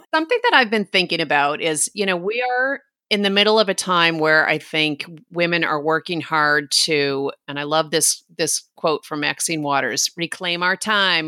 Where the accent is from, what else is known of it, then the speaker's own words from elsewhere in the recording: New York, United States; my part of New York